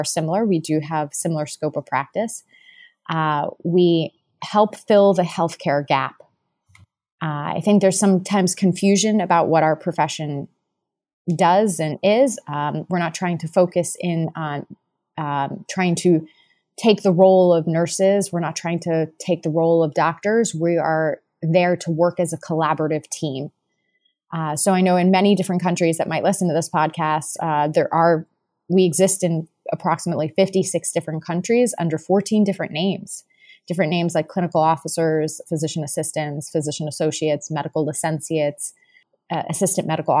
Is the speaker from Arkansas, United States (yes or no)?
no; Miami, Florida, United States; I'm from Miami, Florida. That's currently where I live as well, in Miami Beach.